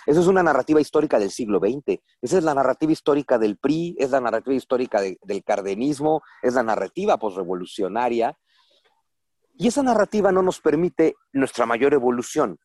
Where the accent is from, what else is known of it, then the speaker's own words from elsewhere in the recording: Mexico; somos un pueblo conquistado los mexicanos